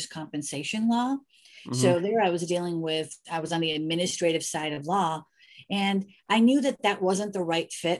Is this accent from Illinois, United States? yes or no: yes; Elmwood Park, Illinois, United States; also born or lived in Chicago; I grew up in Illinois in a suburb of Chicago called Elmwood Park, predominantly Italian neighborhood